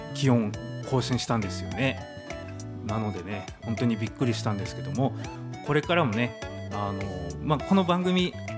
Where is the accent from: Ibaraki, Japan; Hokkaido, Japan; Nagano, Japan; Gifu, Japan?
Hokkaido, Japan; Tomakomai; 苫小牧生まれ、苫小牧育ちです